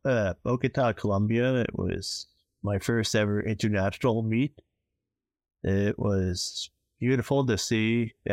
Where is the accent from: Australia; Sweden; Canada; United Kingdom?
Canada; North Bay, Ontario; I grew up in North Bay.